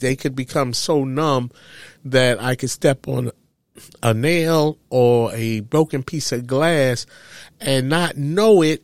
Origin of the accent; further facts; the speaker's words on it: New York City, New York, United States; I loved growing up in Harlem